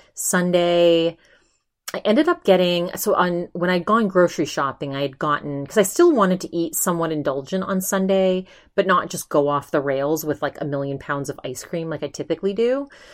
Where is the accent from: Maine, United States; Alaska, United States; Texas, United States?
Maine, United States; also born or lived in California; now in Arizona, United States; I'm from Maine. We get the best seafood in the world in Maine